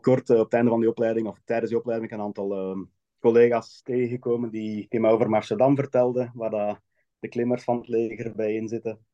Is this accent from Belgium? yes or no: yes; Hoegaarden, Flanders, Belgium; moved away as an adult; now in Switzerland; ik kom uit Hoegaarden in België. Daar heb ik altijd gewoond, maar momenteel in het buitenland.